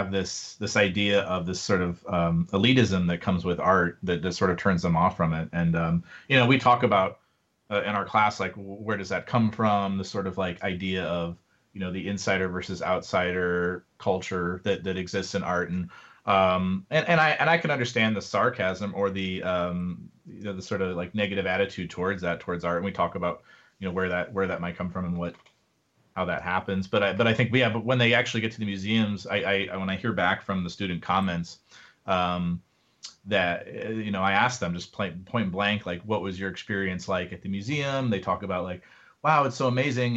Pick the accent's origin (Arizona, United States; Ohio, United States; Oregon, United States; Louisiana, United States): Ohio, United States; now in Texas, United States; I'm from Ohio too